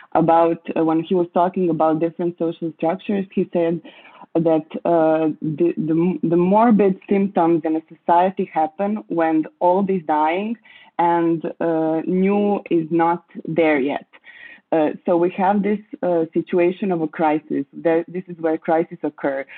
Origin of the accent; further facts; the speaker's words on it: Croatia; I was born and grew up in Croatia, uh, and I still live here